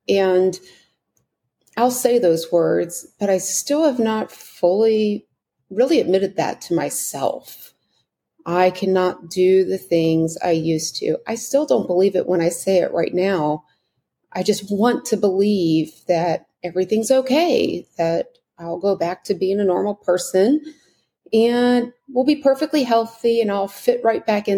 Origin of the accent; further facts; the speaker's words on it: United States; my being an American